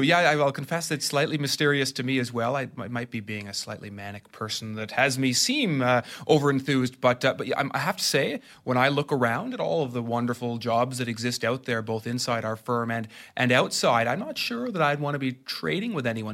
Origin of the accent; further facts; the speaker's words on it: Ottawa, Ontario, Canada; I'm from Ottawa